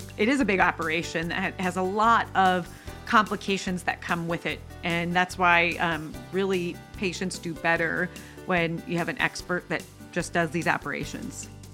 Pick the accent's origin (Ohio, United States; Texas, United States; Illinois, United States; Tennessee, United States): Ohio, United States; Mendon; I grew up in rural Ohio